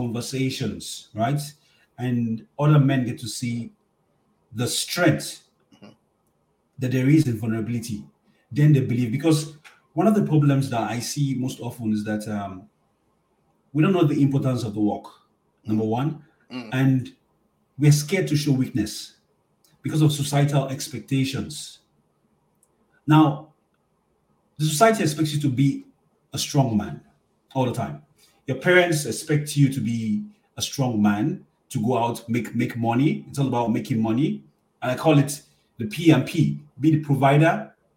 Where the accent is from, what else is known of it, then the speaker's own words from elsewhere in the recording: Nigeria; moved away as an adult; also born or lived in Toronto, Canada; now in Ottawa, Canada; I'm a Nigerian man from Nigeria.